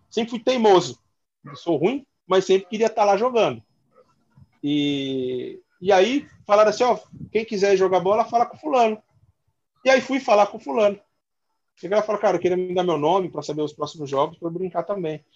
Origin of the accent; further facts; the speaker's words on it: São Paulo, Brazil; a gente nasceu na Vila Maria, periferia